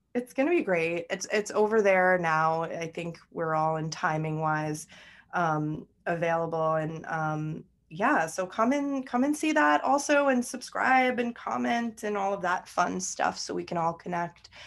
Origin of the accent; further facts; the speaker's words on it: United States; also born or lived in New York; I'm American